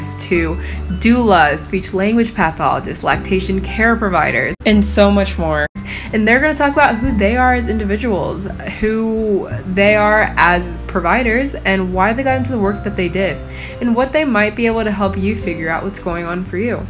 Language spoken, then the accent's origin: English; East Coast of the USA, United States; moved away as an adult; also born or lived in Ohio; now in Australia; I am originally from the East Coast of the USA.